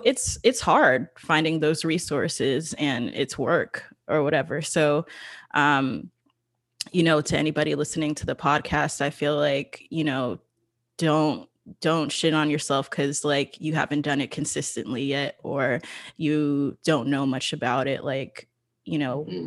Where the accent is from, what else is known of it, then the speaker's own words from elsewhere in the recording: New York, United States; moved away as an adult; now in Los Angeles, United States; my hometown of new york